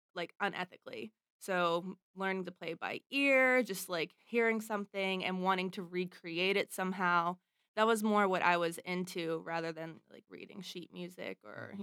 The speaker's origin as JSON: {"language": "English", "town": "Pittsburgh", "region": "Pennsylvania", "country": "United States", "tie": "born or raised there", "said": "I grew up in Pittsburgh"}